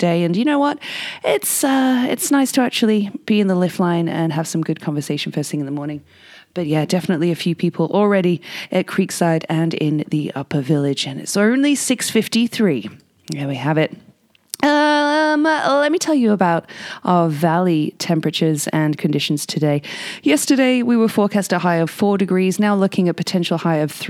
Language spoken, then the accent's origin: English; England, United Kingdom; now in Whistler, Canada; I'm English